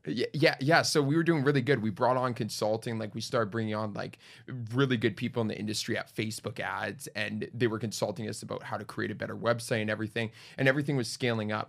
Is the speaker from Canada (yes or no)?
yes; Winnipeg, Manitoba, Canada; moved away; Born and raised in Winnipeg, 20 years there.